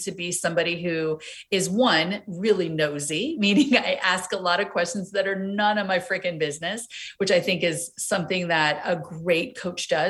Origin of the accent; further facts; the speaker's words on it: East Coast, United States; moved away as an adult; also born or lived in Los Angeles; being coastal girls growing up on the East Coast, living